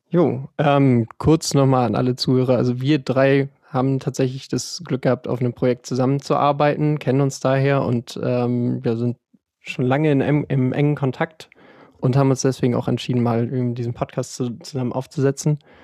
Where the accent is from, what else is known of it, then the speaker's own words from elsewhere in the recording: Hamburg, Germany; bin 27 Jahre alt, komme aus Hamburg